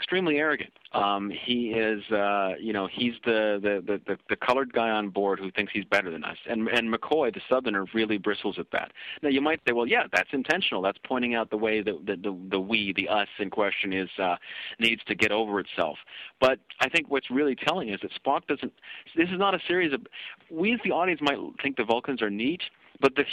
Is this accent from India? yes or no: no; Canada; I'm being a Kenyan-Canadian